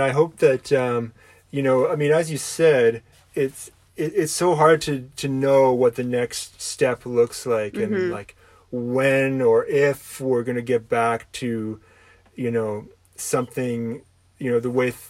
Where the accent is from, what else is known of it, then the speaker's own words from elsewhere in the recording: Toronto, Ontario, Canada; And I'm from Toronto. I was born there